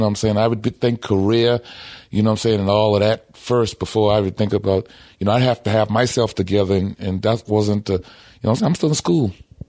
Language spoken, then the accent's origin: English; Charleston, South Carolina, United States; I'm from Charleston, South Carolina.